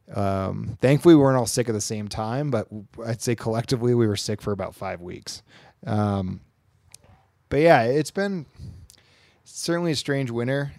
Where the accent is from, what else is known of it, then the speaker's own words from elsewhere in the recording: Queensbury, New York, United States; now in North Lake Tahoe, United States; I'm from the Queensbury, Lake George area.